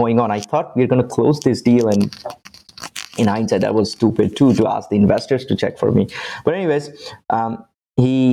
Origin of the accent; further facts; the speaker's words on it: India; moved away as an adult; now in Canada; I'm originally from India. I moved to Canada about 16 years ago for my university.